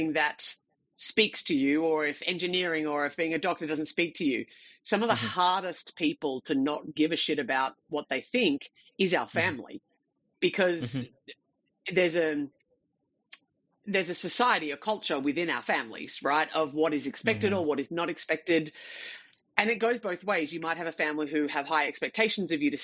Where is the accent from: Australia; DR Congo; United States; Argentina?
Australia; I'm Australian